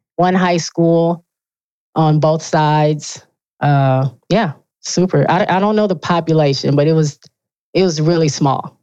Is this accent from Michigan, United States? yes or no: yes; Benton Harbor, Michigan, United States; I grew up in a super small town in Michigan, uh, lower, like right almost on the border of Indiana and Michigan, right on Lake Michigan. Okay. It's called Benton Harbor